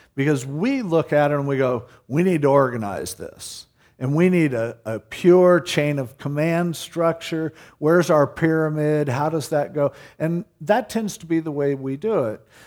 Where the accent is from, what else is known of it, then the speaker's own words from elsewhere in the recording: United States; as an American